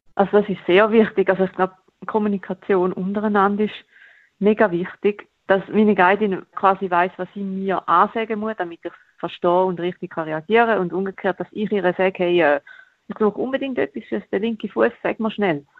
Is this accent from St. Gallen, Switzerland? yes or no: yes; Toggenburg, St. Gallen, Switzerland; in Toggenburg, wo ich aufgewachsen bin.